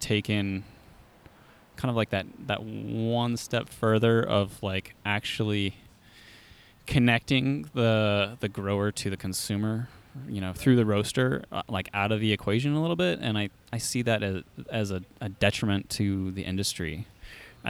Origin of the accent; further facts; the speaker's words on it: Eugene, Oregon, United States; I grew up in Eugene since like 1990 or something like that.